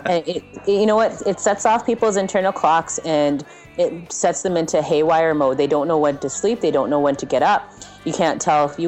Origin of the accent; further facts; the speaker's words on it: Inuvik, Northwest Territories, Canada; I'm from Inuvik, Northwest Territories, Canada